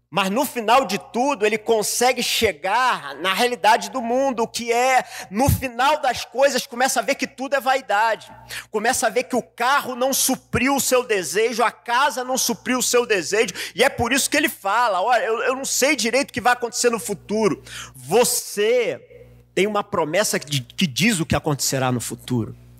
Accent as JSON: {"language": "Portuguese", "region": "Rio de Janeiro", "country": "Brazil", "moved": "yes", "lives_now": "São Paulo, Brazil", "said": "Como eu sou carioca, eu vim para São Paulo"}